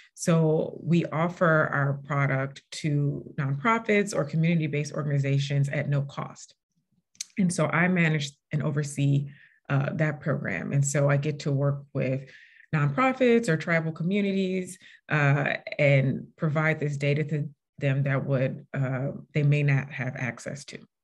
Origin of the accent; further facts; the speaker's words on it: St. Louis, Missouri, United States; moved away as an adult; also born or lived in Indiana / Washington, D.C.; I'm originally from St. Louis, Missouri